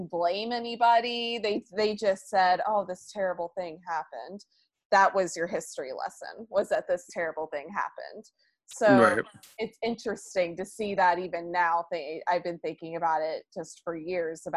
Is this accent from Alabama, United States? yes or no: yes; Alabama, United States; I grew up in Alabama